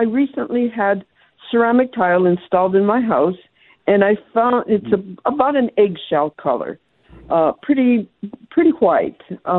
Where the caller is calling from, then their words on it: Tucson, Arizona, United States; I'm calling from Tucson